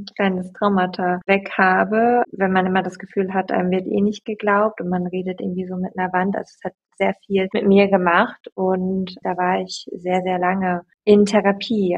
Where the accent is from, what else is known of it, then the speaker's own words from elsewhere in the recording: East Frisia, Lower Saxony, Germany; moved away as an adult; also born or lived in Berlin; Ich komme gebürtig aus Ostfriesland